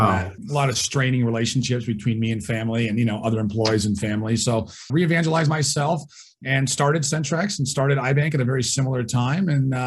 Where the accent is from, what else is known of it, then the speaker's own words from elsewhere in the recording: Southern California, United States; So I was born and raised in Southern California. I am the oldest of four kids.